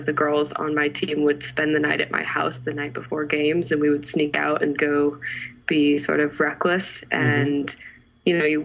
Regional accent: San Jose, California, United States; also born or lived in Milpitas / Fremont / Modesto / Livermore; I was born and raised in San Jose

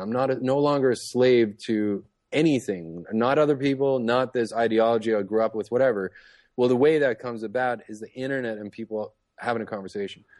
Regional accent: Toronto, Ontario, Canada; moved away; I grew up in Toronto, up in Canada

